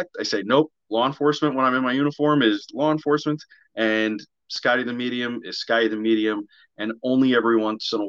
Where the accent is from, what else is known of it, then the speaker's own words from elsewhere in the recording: New Jersey, United States; I am from New Jersey